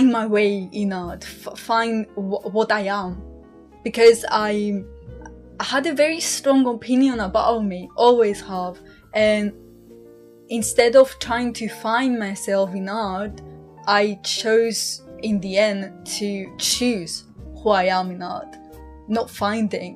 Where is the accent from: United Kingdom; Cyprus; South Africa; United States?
Cyprus; moved away as an adult; I'm from Cyprus. I moved here 3 years ago, roughly, when I started uni